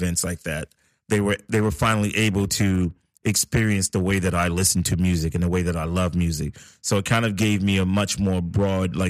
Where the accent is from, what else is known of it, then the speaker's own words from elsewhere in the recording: New York City, New York, United States; also born or lived in Harlem, New York City; I was born in Harlem, but raised in the Bronx. So I kind of claim both places